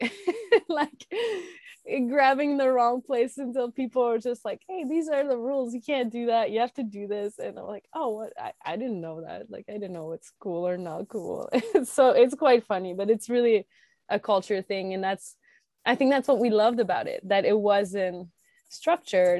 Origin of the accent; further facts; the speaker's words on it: Quebec, Canada; I grew up in Quebec and, uh, in the countryside, like very rural area, um, northeast of Quebec City, about an hour and a half.